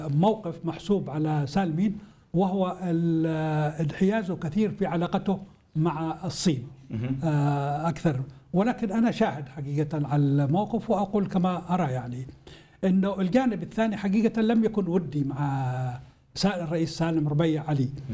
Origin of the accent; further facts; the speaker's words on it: Hadhramaut, Yemen; عندنا في حضرموت